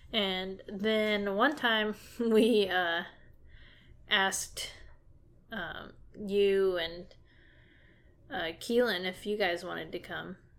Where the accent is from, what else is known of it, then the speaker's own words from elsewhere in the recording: Dallas area, Texas, United States; also born or lived in Crandall, Texas; I've lived in Texas all my life. I've kind of moved around a bit, but I mostly stayed in, or yeah, pretty much stayed in the Dallas area